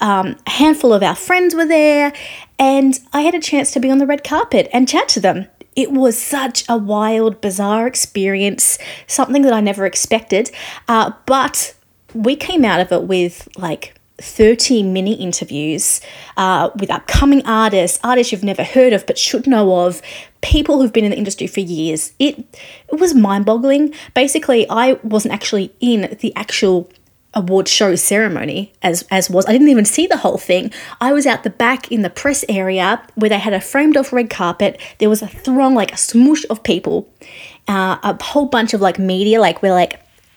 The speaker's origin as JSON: {"language": "English", "country": "Australia", "said": "I'm an Australian music journalist"}